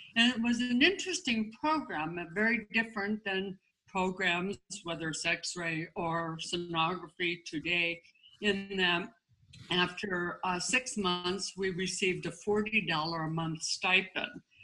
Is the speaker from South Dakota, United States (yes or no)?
yes; Aberdeen, South Dakota, United States; I grew up in South Dakota, and um, we actually lived on a farm and then moved to a city uh, in Aberdeen.